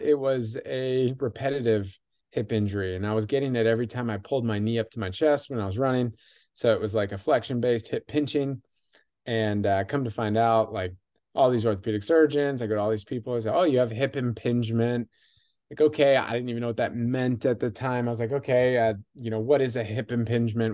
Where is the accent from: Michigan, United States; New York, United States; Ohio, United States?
Michigan, United States; I grew up in Michigan